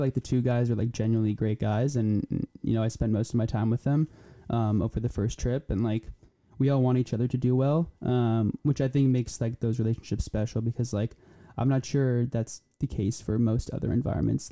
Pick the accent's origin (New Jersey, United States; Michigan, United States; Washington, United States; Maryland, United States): New Jersey, United States; also born or lived in Poland; I'm from New Jersey